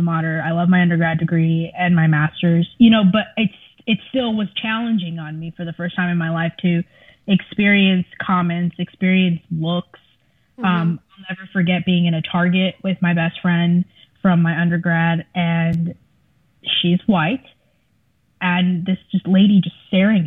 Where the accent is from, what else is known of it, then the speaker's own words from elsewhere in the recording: South Florida, United States; first language Spanish; English is a second language; I am from South Florida, which offered me a very unique perspective of the world in that I grew up around people who looked like me